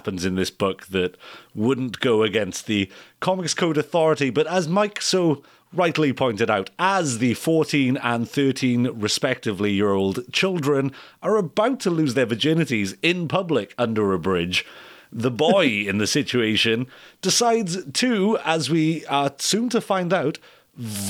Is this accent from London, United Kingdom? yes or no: no; Wales, United Kingdom; I'm from Wales